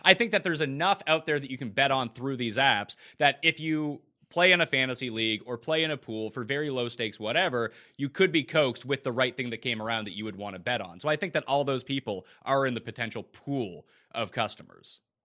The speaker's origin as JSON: {"language": "English", "country": "Canada", "said": "I'm Canadian"}